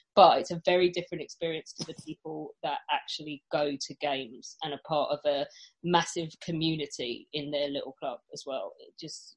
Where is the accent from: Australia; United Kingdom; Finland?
United Kingdom; England; being English